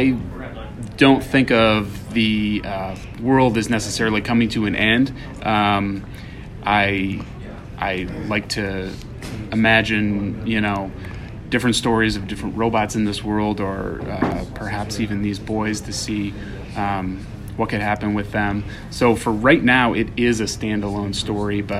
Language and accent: English; Michigan, United States; my upbringing when I was growing up in Michigan